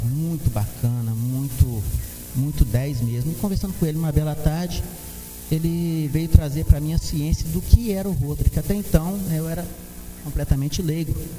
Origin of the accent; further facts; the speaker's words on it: Santos Dumont, Minas Gerais, Brazil; sou natural de Santos Dumont